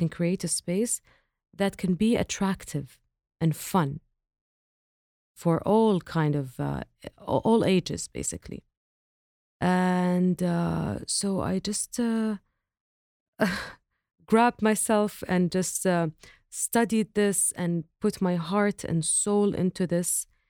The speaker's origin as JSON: {"language": "English", "region": "Eastern Province", "country": "Saudi Arabia", "tie": "born or raised there", "said": "I grew up not in Riyadh, in the Eastern province, and we used to visit our grandmother in her farm, which is in Al-Hasa region."}